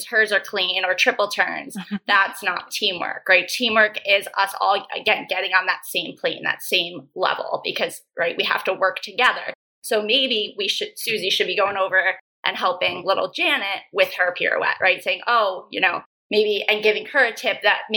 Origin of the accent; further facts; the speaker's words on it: New York, United States; moved away as an adult; now in San Diego, United States; I'm originally from New York. I grew up competing and training on the East Coast